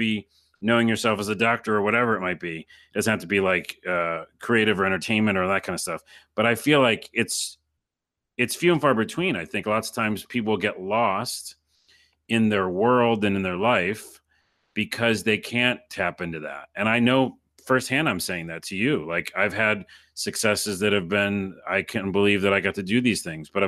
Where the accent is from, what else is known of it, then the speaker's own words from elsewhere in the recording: New York, United States; I'm from New York, and that's it.